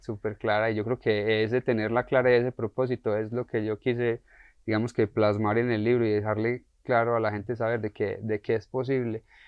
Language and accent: Spanish; Colombia; a nosotros como colombianos nos crían tristemente